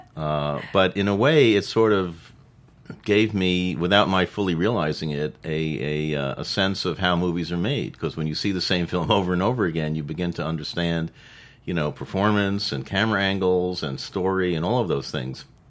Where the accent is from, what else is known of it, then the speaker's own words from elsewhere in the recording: New York, United States; I grew up in New York